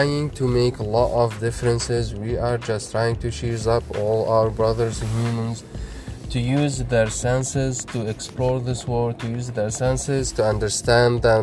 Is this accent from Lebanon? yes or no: yes; Lebanon; now in United States; I come from Lebanon, Middle East, and I'm right now in USA